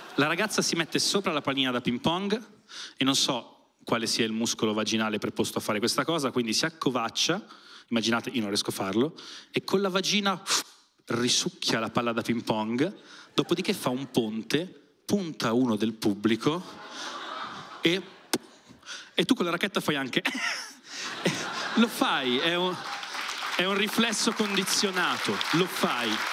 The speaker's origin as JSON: {"language": "Italian", "area": "province of Milan", "region": "Lombardy", "country": "Italy", "said": "Io per non dirgli della provincia di Milano, gli dico, Milano"}